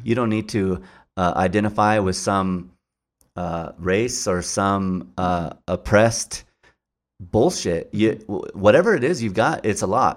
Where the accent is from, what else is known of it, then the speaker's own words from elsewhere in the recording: Albuquerque, New Mexico, United States; I grew up, uh, uh, in the, the west side of Albuquerque.